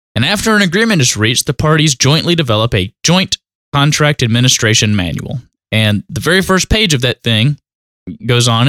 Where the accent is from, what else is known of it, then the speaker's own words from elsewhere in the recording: North Carolina, United States; accent: country; also born or lived in Asheboro, North Carolina; my country accent